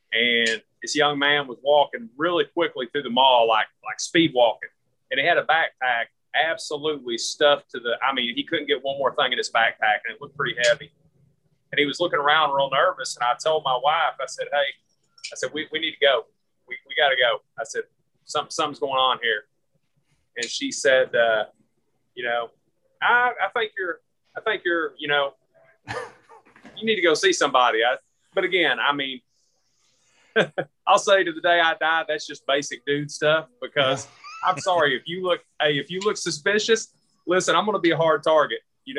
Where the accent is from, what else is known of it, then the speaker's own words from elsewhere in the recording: Kentucky, United States; moved away; I've been away from Kentucky longer than I lived there. So, of course, my accent's mellowed out an awful lot. So when I go home now to visit, if I'm out in public, and I'm from a very small town